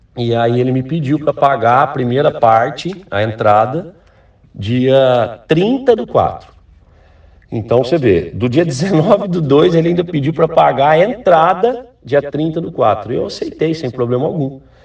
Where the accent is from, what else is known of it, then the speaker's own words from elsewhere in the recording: Ribeirão Preto, São Paulo, Brazil; moved away as an adult; also born or lived in Recife; eu sou de Ribeirão Preto